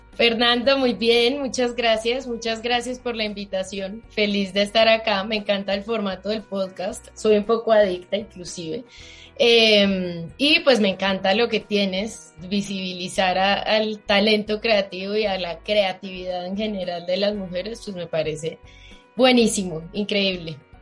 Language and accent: Spanish; Manizales, Caldas, Colombia; moved away as an adult; now in Bogotá, Colombia; no soy de Bogotá, soy de Manizales